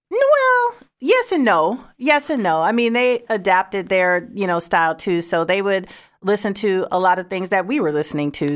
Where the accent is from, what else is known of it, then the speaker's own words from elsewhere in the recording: Saint Paul, Minnesota, United States; moved away; I'm originally from Saint Paul, Minnesota.